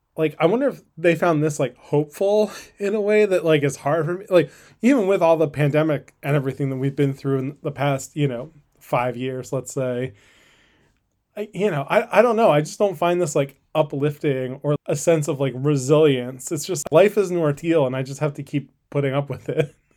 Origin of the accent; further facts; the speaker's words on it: Northeast, United States; when I was a kid growing up in the Northeast